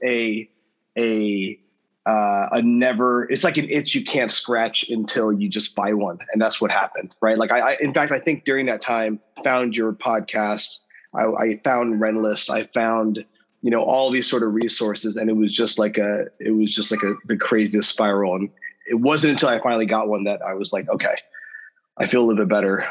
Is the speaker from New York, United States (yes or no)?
no; Southern California, United States; I grew up in Southern California